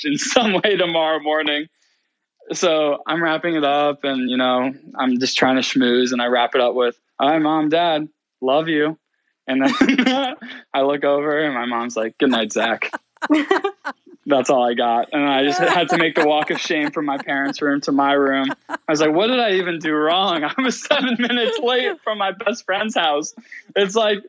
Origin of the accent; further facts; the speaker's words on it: Shaker Heights, Ohio, United States; my best friend, you know, growing up in Shaker